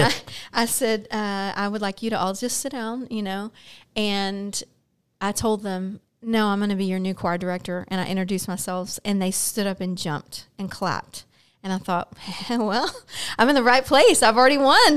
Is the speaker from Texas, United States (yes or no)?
yes; Baytown, Texas, United States; I'm born and raised in Baytown